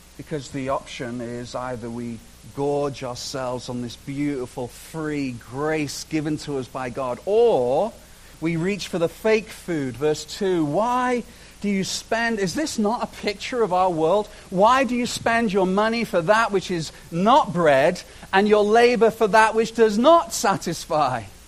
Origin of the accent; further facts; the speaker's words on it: United Kingdom; moved away as an adult; now in Canada; I spent my first 30 years in Britain.